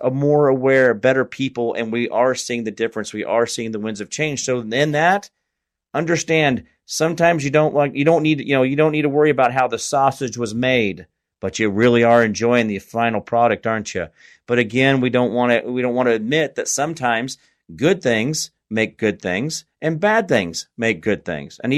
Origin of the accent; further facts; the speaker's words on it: Kansas, United States; now in East Tennessee, United States; I'm a guy from Kansas and I'm living in East Tennessee right now